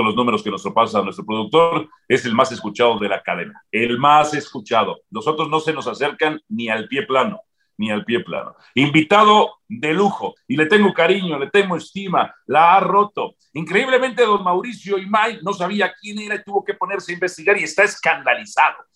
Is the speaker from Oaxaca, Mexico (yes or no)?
no; Zacazonapan, State of Mexico, Mexico; Zacazonapan de mi pueblo